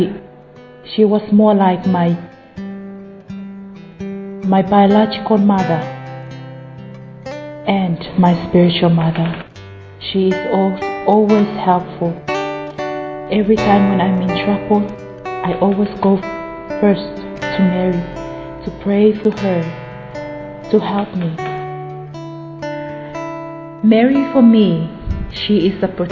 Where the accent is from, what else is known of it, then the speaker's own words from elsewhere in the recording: Samoa; moved away as an adult; I'm from Western Samoa.